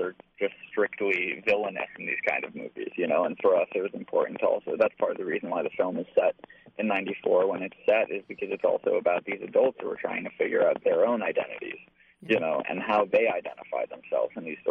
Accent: Albany, New York, United States; I grew up in Albany, me and my best friend Madison both grew up in Albany

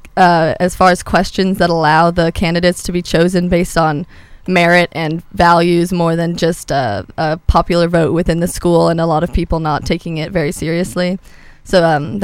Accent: California, United States; also born or lived in Cape Town, South Africa / Tennessee; Then when I turned six and we were going to elementary school, my parents were interested in moving out to California

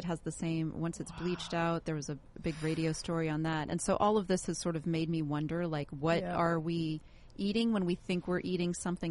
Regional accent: Seattle, Washington, United States; now in Orange County, United States; I remember when I was growing up in Seattle

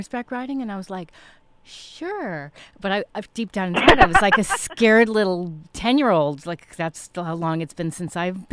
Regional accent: New York City, New York, United States; I grew up in Manhattan, and I was petrified of the subway system

